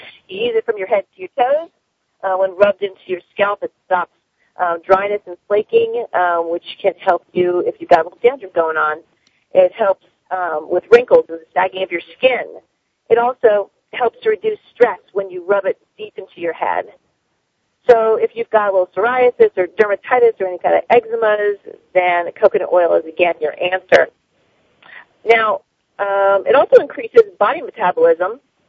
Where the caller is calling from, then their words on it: Florida, United States; and I am calling you from South Florida.